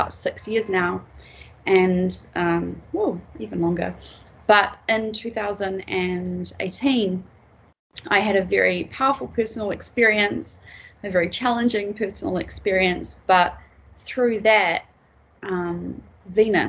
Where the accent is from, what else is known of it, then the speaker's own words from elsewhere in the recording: New Zealand; also born or lived in Peruvian Amazon; I come from Aotearoa, New Zealand.